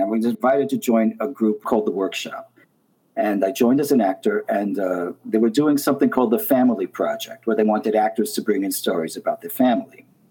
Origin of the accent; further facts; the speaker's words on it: New York City, New York, United States; I grew up in Brooklyn, Brooklyn, New York, Coney Island